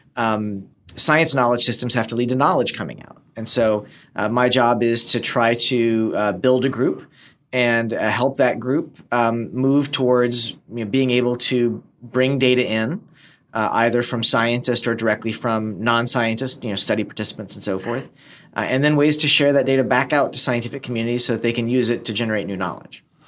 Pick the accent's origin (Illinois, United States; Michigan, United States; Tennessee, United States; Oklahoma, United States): Tennessee, United States; East; moved away; also born or lived in upstate New York / Yugoslavia; I was born in upstate New York, and we moved to uh, the former Yugoslavia for a while, and then settled in East Tennessee, which is where I went, you know, from kindergarten all through high school